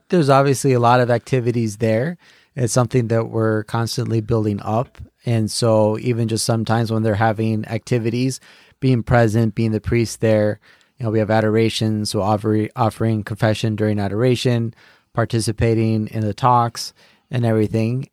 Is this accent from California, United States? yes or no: yes; California, United States; moved away; also born or lived in Connecticut; I'm originally from California